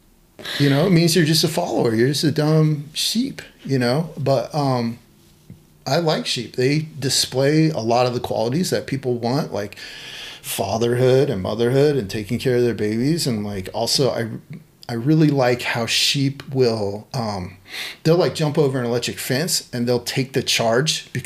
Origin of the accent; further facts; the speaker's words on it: Dixon, California, United States; now in Portland, United States; I was in 4-H because I grew up in Dixon